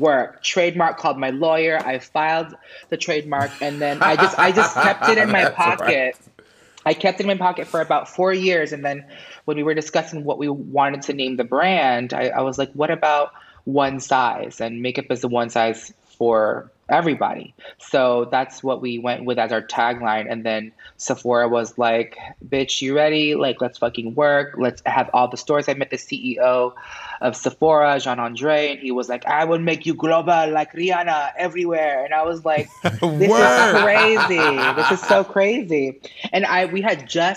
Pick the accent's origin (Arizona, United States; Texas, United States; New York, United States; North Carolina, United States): New York, United States; New York City; moved away as an adult; also born or lived in Manhattan / Orlando; now in Los Angeles, United States; I was born in in Manhattan, and then I grew up in Queens